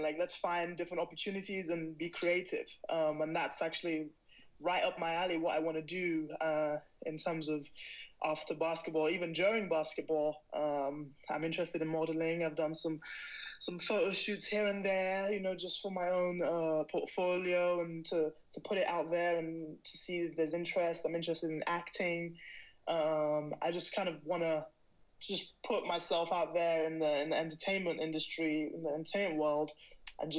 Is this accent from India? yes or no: no; United Kingdom; also born or lived in Barnet, London; now in Spain; I'm a British athlete